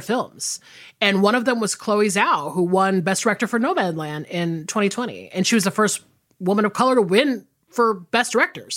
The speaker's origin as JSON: {"language": "English", "region": "the South", "country": "United States", "said": "I'm from the South."}